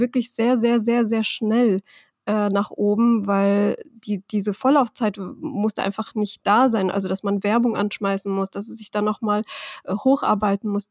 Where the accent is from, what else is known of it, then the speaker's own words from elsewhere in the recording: Rhineland-Palatinate, Germany; ich bin aus Rheinland-Pfalz und meine Firma mhm. ist in mhm. Hessen